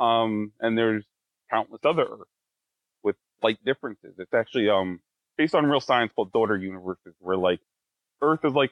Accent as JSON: {"language": "English", "town": "Wallkill", "region": "New York", "country": "United States", "tie": "born or raised there", "also_born_or_lived": "Plattekill, New York"}